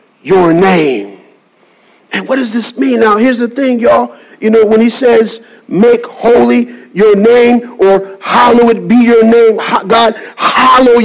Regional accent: Birmingham, Alabama, United States; now in Salisbury, United States; I'm from Birmingham, Alabama.

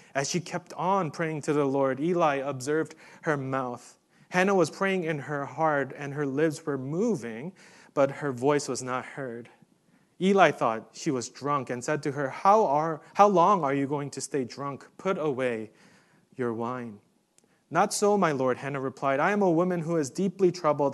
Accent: New York City, New York, United States; moved away; I grew up in New York City

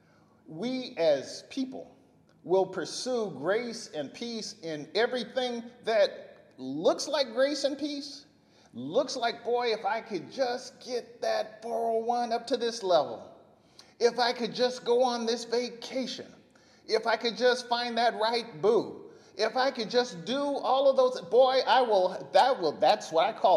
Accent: Bakersfield, California, United States; my mom and growing up in Bakersfield

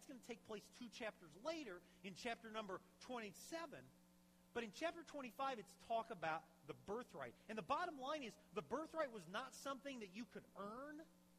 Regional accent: Champaign, Illinois, United States; growing up in Champaign. When I was 16, my mom and dad, even though we really were not wealthy at all, probably lower middle class is how I would describe my family.

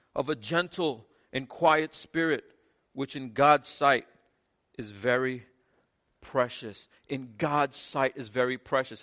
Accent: United States; I'm as American as anyone in here

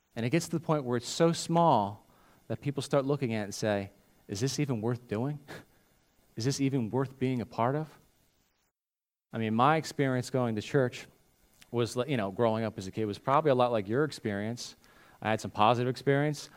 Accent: United States; what we do as Christians in America, what we do as modern American Christians

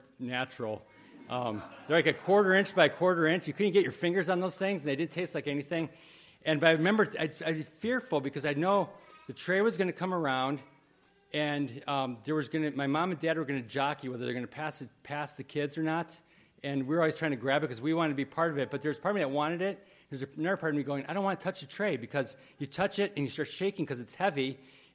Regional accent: Wheaton, Illinois, United States; I grew up in Wheaton, Illinois, and there was a million churches there

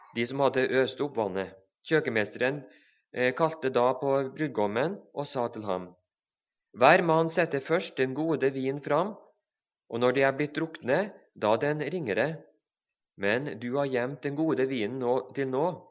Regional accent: Levanger, Trøndelag, Norway; Begge så kommer vi fra Levanger i Trøndelag

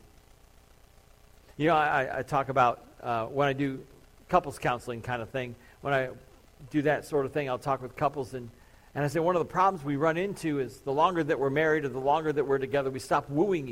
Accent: Crown Point, Indiana, United States; growing up in Crown Point

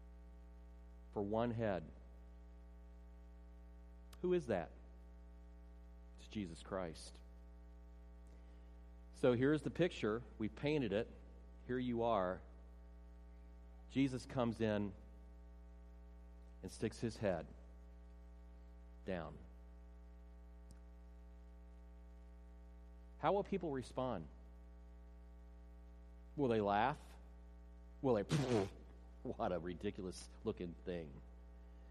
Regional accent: near Cedarville, Ohio, United States; moved away; That's actually near my hometown, our hometown, my wife and I.

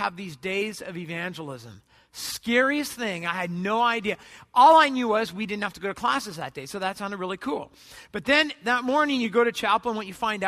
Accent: United States; I'm an American

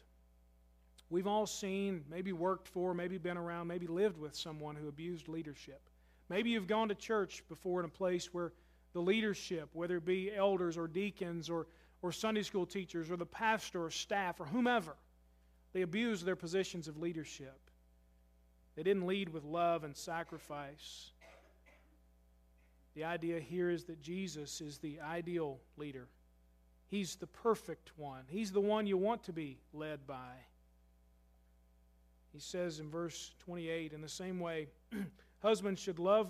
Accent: United States; I'm just as American as you are

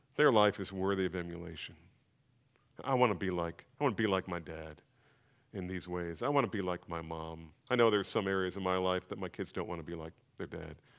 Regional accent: New Jersey, United States; when I was growing up in New Jersey

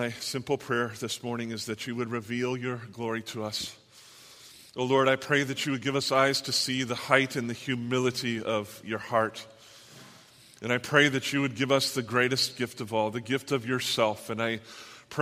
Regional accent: Southern California, United States; I'm from Southern California

